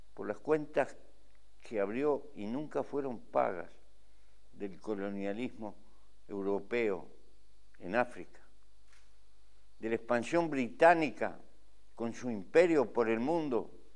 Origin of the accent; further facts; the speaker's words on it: Uruguay; Los que somos del Río de la Plata